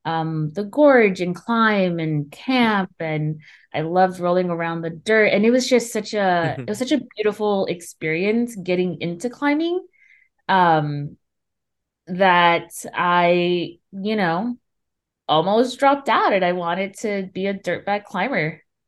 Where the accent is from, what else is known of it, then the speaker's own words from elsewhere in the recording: Los Angeles, California, United States; I grew up in South LA, South Los Angeles, which is a, you know, it's kind of like a rough neighborhood, and there's very limited recreational opportunities and programs for kids.